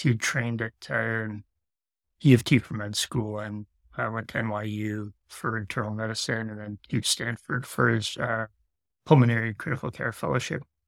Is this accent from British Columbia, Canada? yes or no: no; Sudbury, Ontario, Canada; also born or lived in Vancouver; I came back home to do grad studies. So I'm, I'm from Sudbury